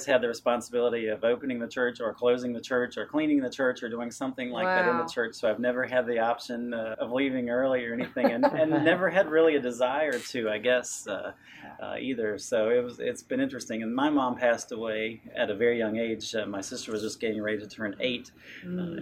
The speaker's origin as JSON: {"language": "English", "town": "Fulks Run", "region": "Virginia", "country": "United States", "tie": "born or raised there", "said": "I grew up here in the Shenandoah Valley in Folks Run, and that's still my home today."}